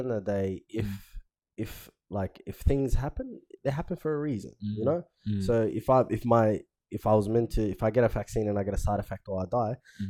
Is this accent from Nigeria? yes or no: no; Somalia; moved away; I come from Somalia, bro, and we don't have a government